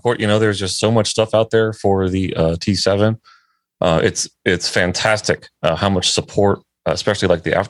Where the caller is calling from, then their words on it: Virginia, United States; Oh, we are out of Virginia, basically. So East Coast time.